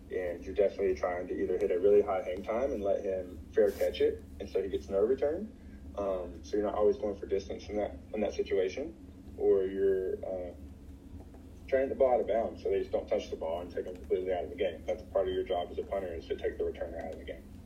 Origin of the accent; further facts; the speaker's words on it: North Carolina, United States; growing up in North Carolina, the closest baseball team was the Braves